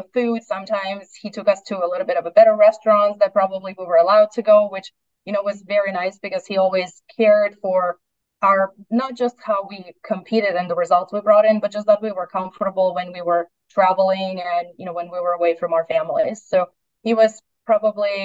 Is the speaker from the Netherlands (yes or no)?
no; Russia; moved away as an adult; also born or lived in Iowa / Chattanooga; I'm originally from Russia